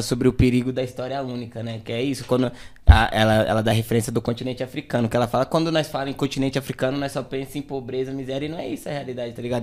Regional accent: São Paulo, Brazil; also born or lived in Jardim Ângela / Grajaú; eu nasci no, aqui na Zona Sul mesmo, lá no extremo da Zona Sul, lá na, no final da Emboimirim, que é no Jardim Vera Cruz. Foi lá que eu cresci

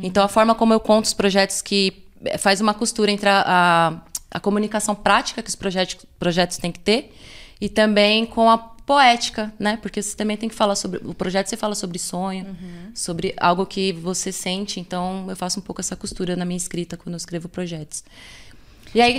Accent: São Paulo, Brazil; also born or lived in Capão Redondo; eu sou de uma outra Zona Sul que é ali mais da região do, do bairro do Socorro

